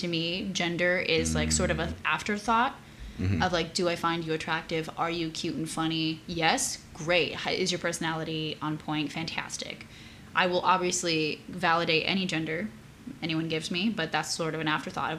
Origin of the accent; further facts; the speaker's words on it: Brazil; now in United States; I was born in Brazil. As of 2 years ago, I am an American citizen, so dual citizenship.